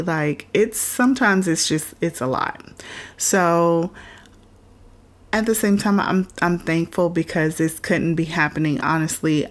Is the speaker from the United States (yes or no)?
yes; Florida, United States; I'm from Florida, so we used to go to Disney World like regularly enough